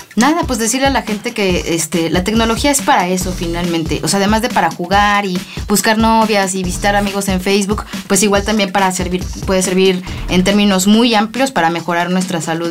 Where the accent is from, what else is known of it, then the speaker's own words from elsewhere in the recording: Mexico; Nosotros somos los segundos mexicanos, orgullosamente